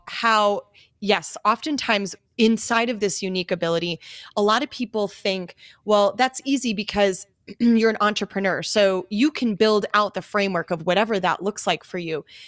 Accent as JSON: {"language": "English", "town": "Greendale", "region": "Wisconsin", "country": "United States", "tie": "born or raised there", "also_born_or_lived": "Minneapolis, Minnesota", "moved": "as an adult", "lives_now": "Scottsdale, United States", "said": "I grew up in Greendale, went to Pop Dental Lab as a field trip"}